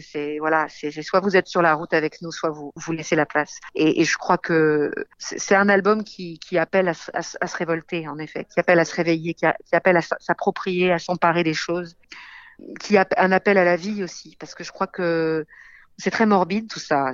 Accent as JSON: {"language": "French", "country": "France", "tie": "born or raised there", "also_born_or_lived": "England", "said": "J'ai grandi en France"}